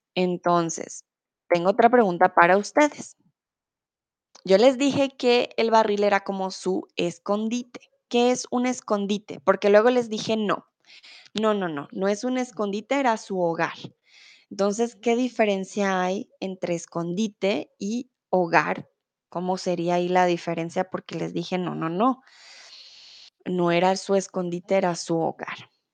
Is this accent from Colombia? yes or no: yes; Colombia; also born or lived in Mexico; now in Germany; soy de Colombia, comúnmente vivo en Alemania, pero ahora estoy en el hermoso México